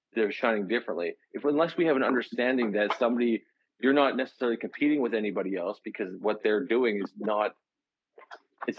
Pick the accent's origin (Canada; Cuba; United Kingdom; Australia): Canada; I'm a Canadian